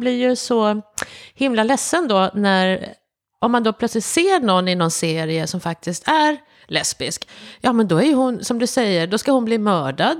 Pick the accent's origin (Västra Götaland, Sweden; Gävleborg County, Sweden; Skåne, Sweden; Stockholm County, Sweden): Skåne, Sweden; Malmö; moved away; jag är ju uppvuxen i Skåne också, i Malmö